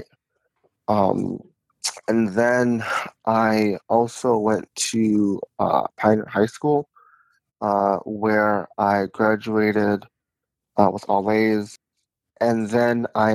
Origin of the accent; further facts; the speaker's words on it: Ann Arbor, Michigan, United States; also born or lived in Pennsylvania; I was born in Ann Arbor, Michigan